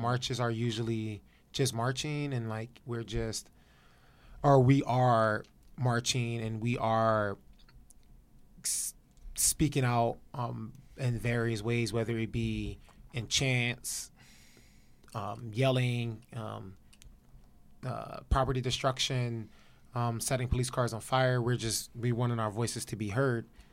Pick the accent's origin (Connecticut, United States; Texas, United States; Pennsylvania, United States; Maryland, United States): Pennsylvania, United States; Philadelphia; now in Los Angeles, United States; I'm from Philadelphia